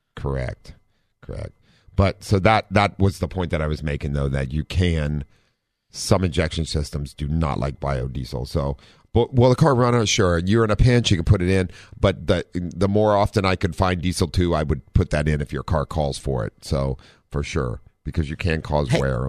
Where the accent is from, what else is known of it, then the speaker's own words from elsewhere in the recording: Ohio, United States; now in San Diego, United States; we're from Ohio